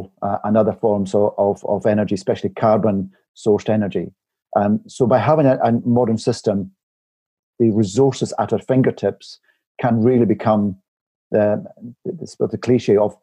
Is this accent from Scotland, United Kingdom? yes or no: yes; Isle of Barra, Outer Hebrides, Scotland, United Kingdom; moved away; I'm originally from the Isle of Barra, near the Outer Hebrides, and I know my parents' home, it's an old croft house